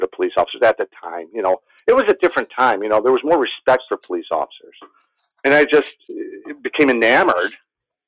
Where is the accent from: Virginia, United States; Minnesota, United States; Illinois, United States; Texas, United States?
Illinois, United States; Waukegan; moved away as an adult; now in Mesa, United States; I'm from the Chicagoland area, up in Waukegan, Illinois.